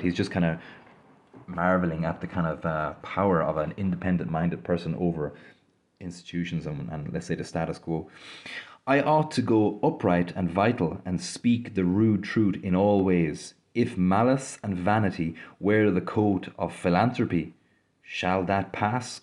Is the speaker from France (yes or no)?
no; Ireland; I grew up in Ireland, uh, so quite familiar with Christianity